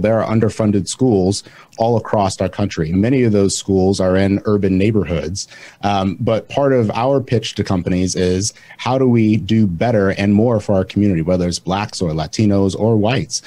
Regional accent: Michigan, United States; moved away as an adult; now in Indiana, United States; I'm from Michigan. My family is from Georgia and Mississippi.

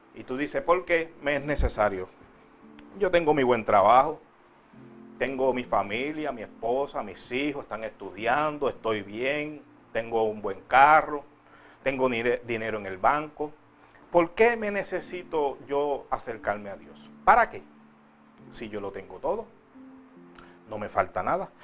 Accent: Puerto Rico; now in United States; Si fuera en Puerto Rico, de donde yo vengo

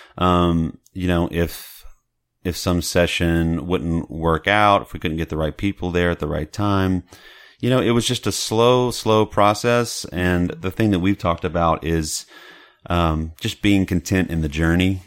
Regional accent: Beaumont, Texas, United States; now in Dallas, United States; I'm from Southeast Texas mm-hmm. and Beaumont

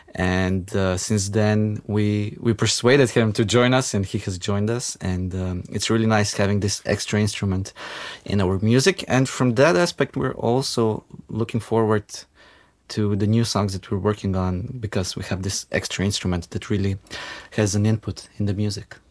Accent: North Macedonia; now in Ljubljana, Slovenia; I grew up in Macedonia

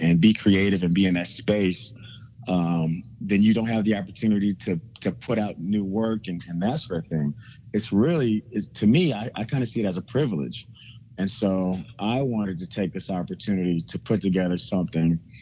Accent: Kansas City, Missouri, United States; moved away; also born or lived in Washington, D.C. area; as a kid growing up in Kansas City

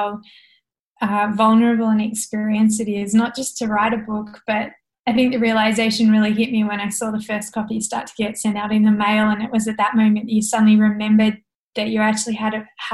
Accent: south of Hobart, Tasmania, Australia; I grew up on an organic hobby farm about half an hour south of Hobart

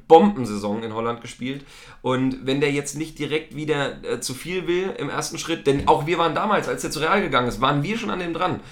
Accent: East Germany, Germany; ich komme aus dem Osten, ich hab's nicht so mit der englischen Sprache

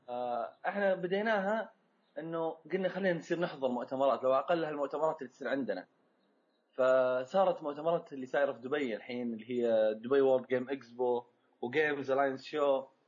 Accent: Saudi Arabia; احنا عندنا في السعوديه وفي الخليج

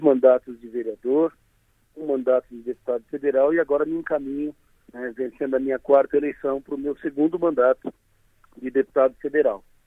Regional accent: Santa Catarina, Brazil; como catarinense

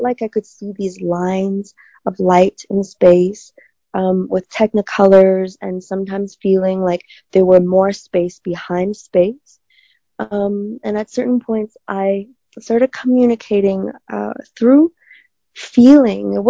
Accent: China; moved away; I grew up in China

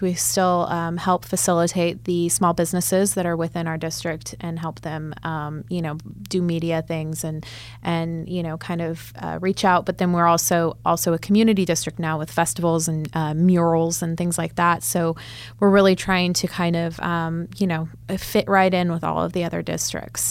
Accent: Chico, California, United States; moved away as an adult; now in Oklahoma City, United States; I'm from Northern California

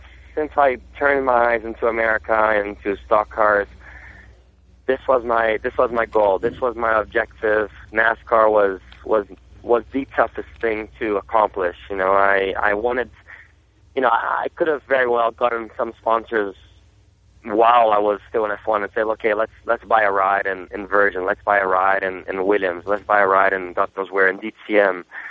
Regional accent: Brazil; first language Portuguese; English is a second language; also born or lived in Germany; now in United States; I wasn't even born in Brazil, to be honest, I was born in Germany, but my culture is pretty Brazilian. I was brought up in Brazil from my

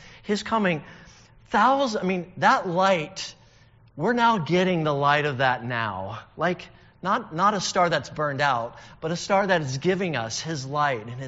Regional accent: northern Alabama, United States; I'm from Alabama, and I lived up in the northern part, so I'd have to drive 4 hours down to see the Gulf. And every time I would do that, which was pretty often in my childhood

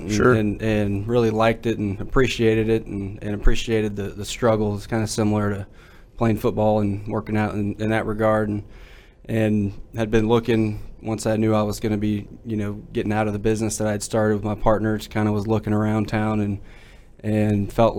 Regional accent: North Dallas area, Texas, United States; I grew up in the North Dallas area, out in Salina.

